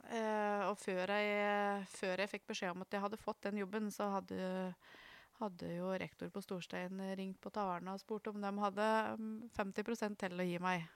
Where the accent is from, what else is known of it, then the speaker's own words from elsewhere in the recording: Trysil, Innlandet, Norway; Når jeg vokste opp eh, i Flendalen, så, så var det sånn pluss-minus 100 innbyggere der.